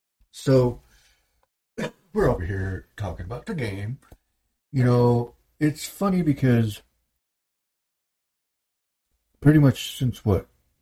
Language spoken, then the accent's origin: English; Michigan, United States; Because we're from Michigan. Michigan.